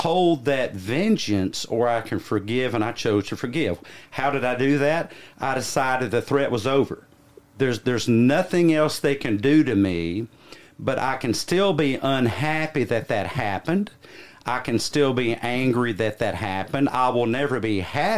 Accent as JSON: {"language": "English", "region": "the South", "country": "United States", "said": "I am from the South, so I'm one of you"}